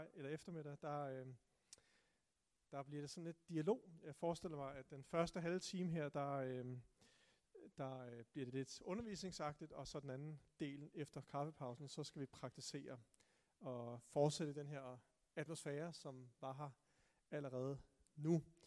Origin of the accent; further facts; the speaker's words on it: Tune, Zealand, Denmark; jeg voksede op i Tune